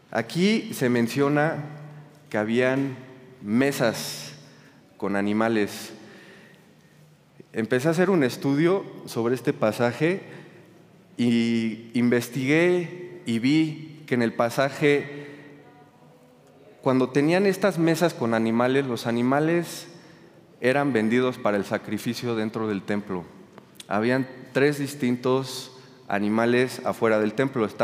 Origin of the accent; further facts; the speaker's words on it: Toluca, State of Mexico, Mexico; also born or lived in Cuernavaca; yo cuando era chiquito, junto con mis hermanas, crecimos aquí en Toluca, después nos fuimos a Ciudad, de México, después eh, nos de México, a Toluca, vivimos en Cuernavaca